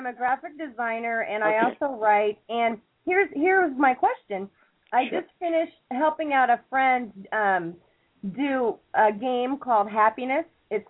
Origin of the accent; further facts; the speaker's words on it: California, United States; now in Jordan; I'm from California, but I live in the Hashemite Kingdom of Jordan.